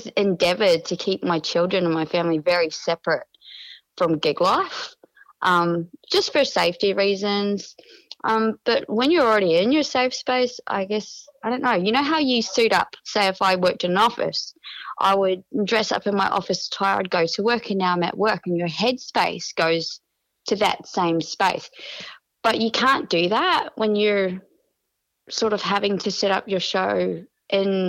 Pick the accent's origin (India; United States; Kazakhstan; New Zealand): New Zealand; now in Australia; I'm a New Zealander.